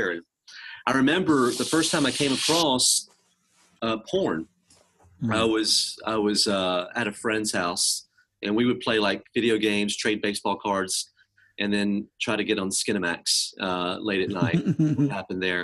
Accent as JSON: {"language": "English", "region": "Mississippi", "country": "United States", "tie": "born or raised there", "also_born_or_lived": "Tehran, Iran", "said": "I grew up in Mississippi, but I was born in Iran"}